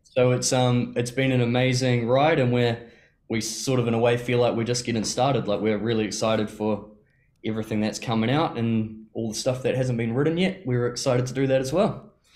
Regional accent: Te Awamutu, Waikato, New Zealand; I grew up in Te Awamutu in the Waikato.

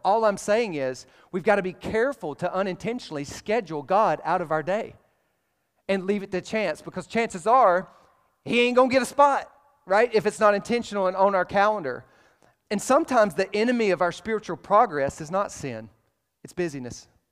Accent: Alabama, United States; I'm from Alabama

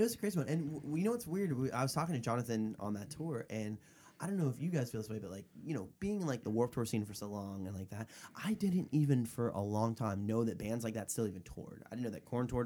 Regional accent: Florida, United States; He's from my hometown in Florida, and we went to high school together

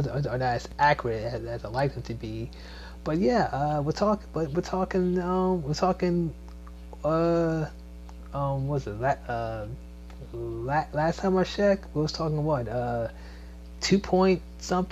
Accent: Maryland, United States; also born or lived in Washington, D.C. / Virginia; now in Georgia, United States; It's not just my hometown, Maryland. It's not my birthplace, D.C. It's not, let's say, a place I called home for a while, Virginia

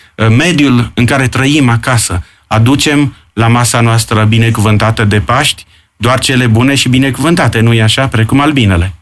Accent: Ploiești, Prahova, Romania; now in Bucharest, Romania; aici, în sudul țării, unde eu sunt ploieștean

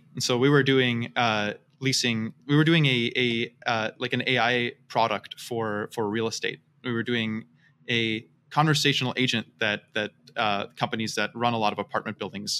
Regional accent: Seattle, Washington, United States; also born or lived in Vienna, Austria / Utah / California; So I am from all over the place. I'm originally from Vienna, Austria, and then I grew up in Seattle, in Utah, lived in California since college, really love it here.

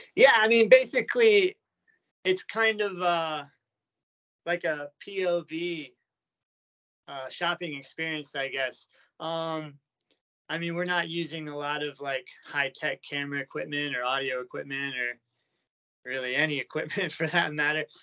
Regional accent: United States; moved away as an adult; now in Japan; I was born in America and I've been living in Japan for like eight years now

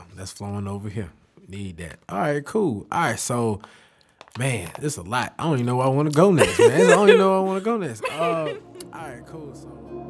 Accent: Kinston, North Carolina, United States; my hometown of Kinston

